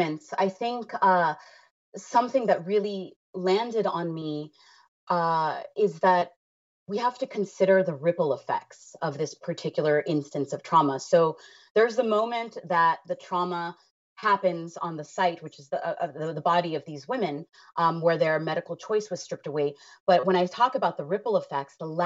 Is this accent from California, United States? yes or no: yes; Los Angeles, California, United States; being someone who was born and raised in Los Angeles